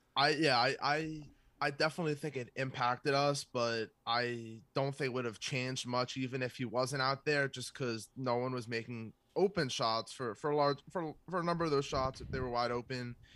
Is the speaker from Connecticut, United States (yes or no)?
no; South Florida, United States; I am from South Florida, I am a, an hour or so north of Miami